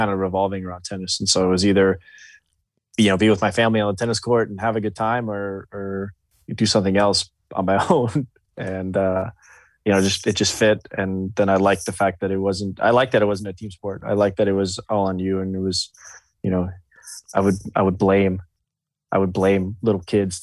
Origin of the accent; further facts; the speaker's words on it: Gallatin, Tennessee, United States; I love Gallatin. I love going home. I still live there